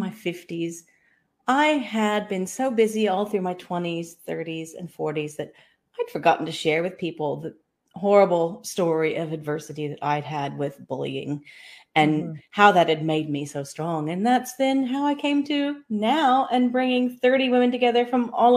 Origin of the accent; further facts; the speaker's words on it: Kansas, United States; moved away as an adult; also born or lived in Sydney, Australia / Southeast Queensland, Australia; now in Far North Queensland, Australia; I was a Kansas-born girl